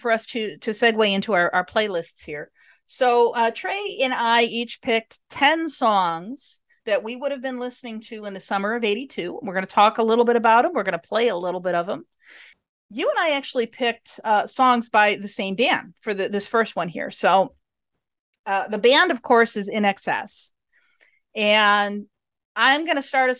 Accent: Chicago suburbs, Illinois, United States; I'm in Chicago. Grew up in the suburbs

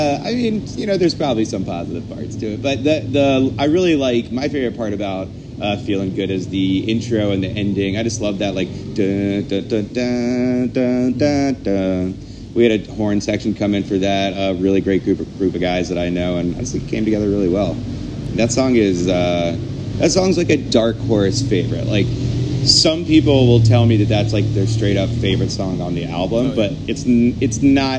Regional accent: the South, United States; it's about growing up in the South and the troubles I had with that.

